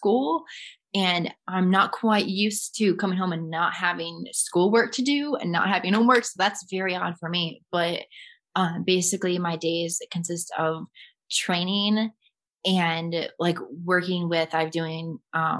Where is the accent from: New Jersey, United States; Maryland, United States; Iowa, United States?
Iowa, United States; Cedar Rapids; In Cedar Rapids, my hometown